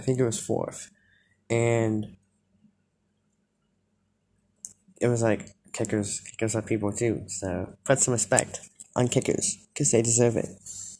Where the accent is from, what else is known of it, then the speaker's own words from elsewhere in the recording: Northeast, United States; I'm from the Northeast, like, you know, Connecticut, Boston, New York